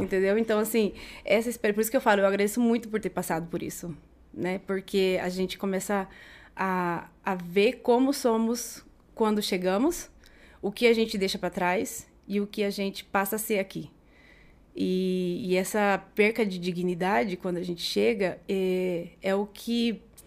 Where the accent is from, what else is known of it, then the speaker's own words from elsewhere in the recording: Jaraguari, Mato Grosso do Sul, Brazil; moved away as an adult; also born or lived in Campo Grande; now in Madrid, Spain; Eu nasci em, em Campo Grande, do, em Mato Grosso do Sul, mas eu tive a sorte, o privilégio de passar a maior parte da minha infância e da adolescência em Jaraguari